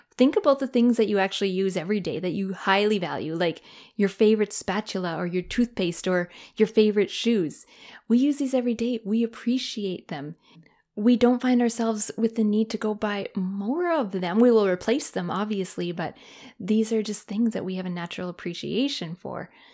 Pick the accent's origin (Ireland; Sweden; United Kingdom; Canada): Canada; moved away; Canada, my home country